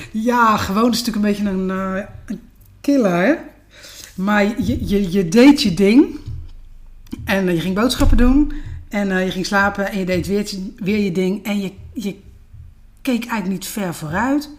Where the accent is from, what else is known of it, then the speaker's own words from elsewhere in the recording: Den Hoorn, South Holland, Netherlands; Ik ben een eh, echte Westlandse. Ja. tuindersdochter. In Den Horen, Schipluiden, vlakbij Naaldwijk, Poeldijk